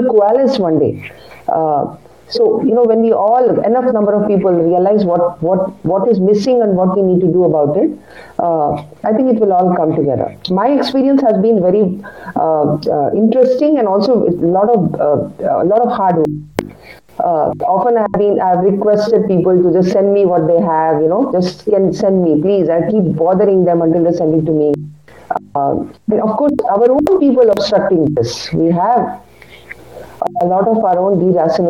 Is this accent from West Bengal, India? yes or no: yes; Kolkata, West Bengal, India; first language Kannada; English is a second language; I studied in Calcutta